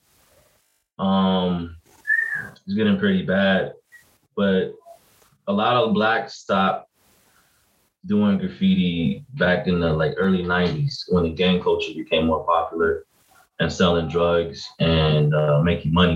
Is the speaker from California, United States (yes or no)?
yes; Los Angeles, California, United States; I'm from South Central Los Angeles